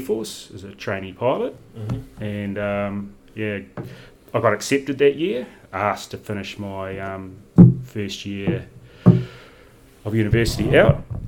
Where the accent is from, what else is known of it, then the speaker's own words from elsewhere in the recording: Whangarei, Northland, New Zealand; also born or lived in Mangawhai; now in Queenstown, New Zealand; I was born in Whangarei, which is a town in the top of the North Island, so I'm from Northland. So I grew up there and in and around Northland